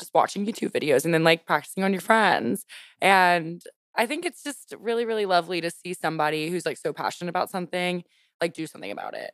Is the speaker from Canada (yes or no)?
no; Louisiana, United States; I grew up in Louisiana.